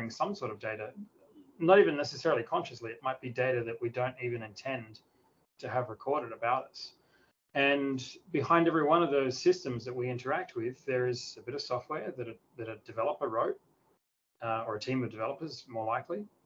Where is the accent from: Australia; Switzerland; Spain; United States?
Australia; a small town near Adelaide, South Australia; now in Sydney, Australia; I grew up in a small town in the south of Australia, near the capital city called Adelaide